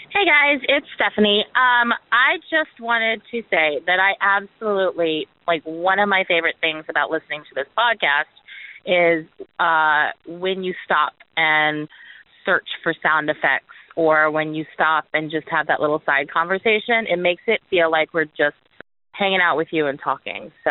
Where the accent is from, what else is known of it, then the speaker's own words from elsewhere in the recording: New Jersey, United States; moved away; I'm originally from New Jersey